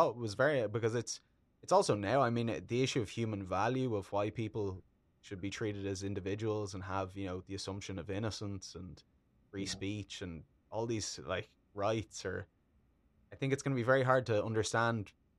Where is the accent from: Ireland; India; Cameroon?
Ireland; It's really fascinating, and as an Irish person, it was quite shocking to kind of read